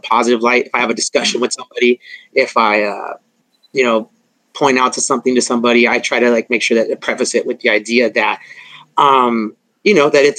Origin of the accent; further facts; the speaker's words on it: La Mirada, California, United States; I'm from La Mirada, Whittier